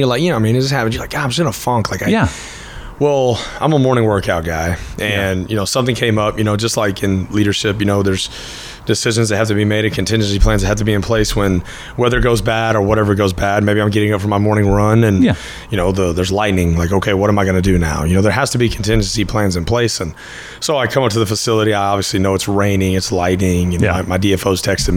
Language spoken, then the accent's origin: English; Fort Worth, Texas, United States; accent: Texas; also born or lived in Cleburne, Texas; I was born in Fort Worth, grew up in Fort Worth, and then going into my junior year, my family moved down to Cleburne, just south of the Metroplex.